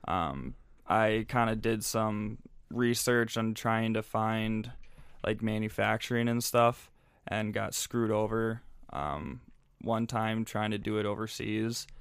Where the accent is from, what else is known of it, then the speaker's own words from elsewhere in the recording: St. Louis Park, Minnesota, United States; I'm from Saint Louis Park, so just down, down the road. Um, went to Saint Louis Park High School